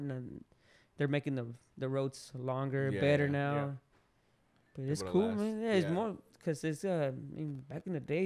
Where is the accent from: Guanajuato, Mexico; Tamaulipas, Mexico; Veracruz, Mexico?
Guanajuato, Mexico; moved away; I'm from Guanajuato